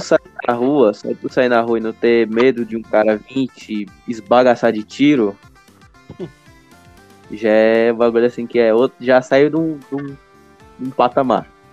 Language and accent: Portuguese; Brazil; nasci no Brasil